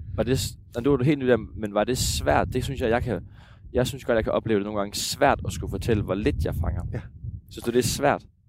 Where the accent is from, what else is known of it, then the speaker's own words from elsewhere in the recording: Jutland, Denmark; Jeg er jo, jeg er jo rigtig jyde